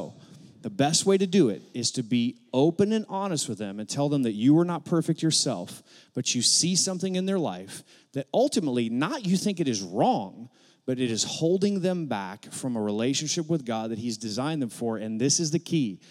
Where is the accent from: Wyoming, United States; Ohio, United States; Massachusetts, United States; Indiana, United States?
Ohio, United States; Akron; moved away as an adult; now in Arkansas, United States; we're from Northeast Ohio. I was born in Akron, Ohio, same hospital LeBron James was born